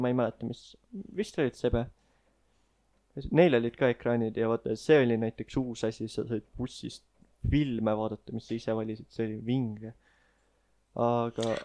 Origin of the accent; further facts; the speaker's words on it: Elva, Tartu County, Estonia; ma käisin iga suvi Tallinnas vanaema juures, ma elasin Elvas